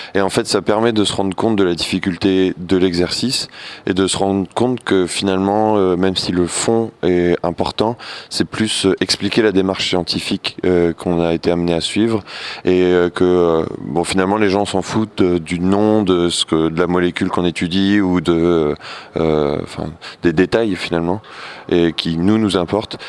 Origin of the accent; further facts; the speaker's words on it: Nancy, Grand Est, France; Je viens aussi de l'Est, euh, de Nancy